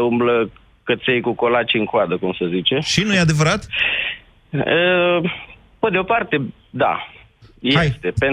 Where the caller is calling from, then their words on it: Rome, Lazio, Italy; Deci, sunt …, uh, Salut. sunt de la Roma, okay. Italia.